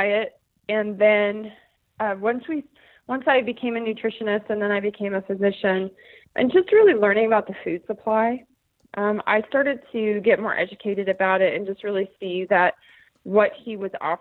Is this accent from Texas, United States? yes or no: no; Bozeman, Montana, United States; moved away as an adult; also born or lived in Granite Falls, Washington; I am from Bozeman, Montana, formerly a resident of Granite Falls, Washington.